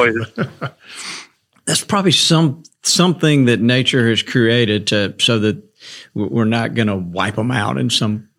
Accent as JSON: {"language": "English", "town": "Montgomery", "region": "Alabama", "country": "United States", "tie": "born or raised there", "moved": "yes", "said": "I grew up in Alabama, and I didn't grow up a duck hunter."}